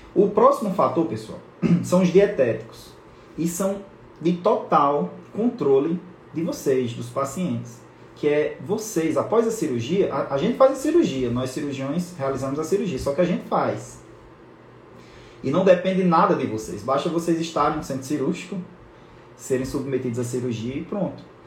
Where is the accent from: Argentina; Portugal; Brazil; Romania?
Brazil; lives in Natal, Northeast Region; eu moro em Natal, sou nordestino, então a gente usa essa palavra emenda